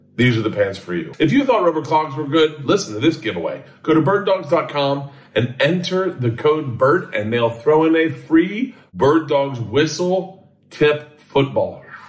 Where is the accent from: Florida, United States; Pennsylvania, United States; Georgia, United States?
Florida, United States; Tampa; also born or lived in New York; now in Los Angeles, United States; growing up in Tampa